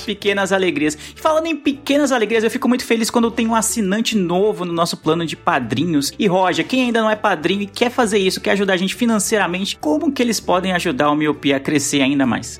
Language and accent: Portuguese; São Paulo, Brazil; eu sou de São Paulo, o Lu falou que eu sou da Zona Leste.